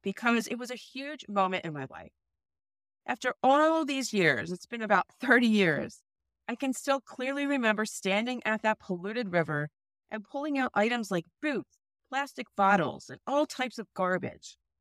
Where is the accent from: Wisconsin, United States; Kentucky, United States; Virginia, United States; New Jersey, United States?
New Jersey, United States; I grew up in New Jersey.